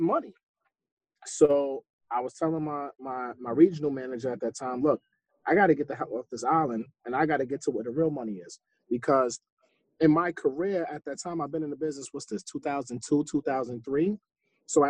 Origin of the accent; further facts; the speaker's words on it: New York City, New York, United States; also born or lived in Queens, New York; I grew up in Brooklyn